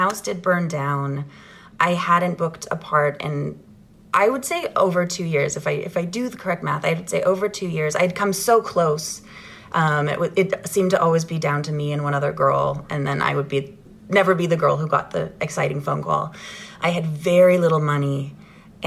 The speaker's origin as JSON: {"language": "English", "town": "Ottawa", "region": "Ontario", "country": "Canada", "tie": "born or raised there", "said": "I grew up in Ottawa, Ontario, Canada"}